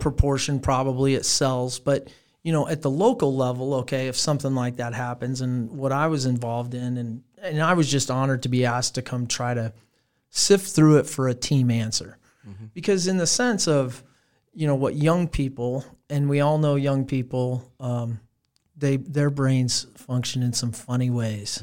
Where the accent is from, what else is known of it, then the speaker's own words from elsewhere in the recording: Fremont, Nebraska, United States; I come from Fremont, Nebraska. That's where I was raised.